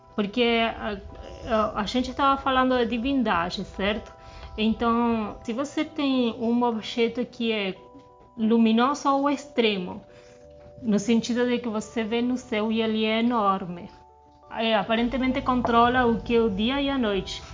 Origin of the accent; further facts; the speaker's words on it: southern Argentina, Argentina; now in Brazil; eu sou do sul da Argentina